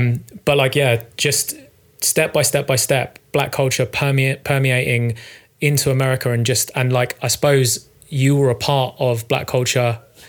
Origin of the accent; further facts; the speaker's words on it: Croydon, London, United Kingdom; Pearly. So like, Croydon, that sort of area.